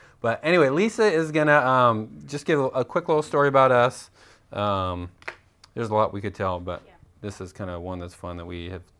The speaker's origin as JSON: {"language": "English", "town": "Tucson", "region": "Arizona", "country": "United States", "moved": "as an adult", "said": "we are from Tucson, Arizona. We moved here last summer."}